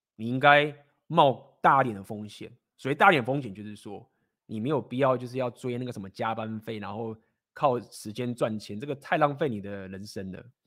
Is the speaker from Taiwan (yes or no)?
yes; Taiwan; 身为台湾人该负的责任